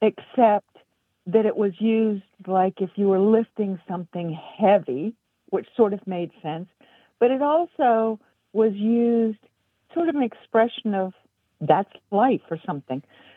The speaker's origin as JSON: {"language": "English", "town": "Charleston", "region": "South Carolina", "country": "United States", "said": "I'm from South Carolina, and I married a wonderful man from Minnesota."}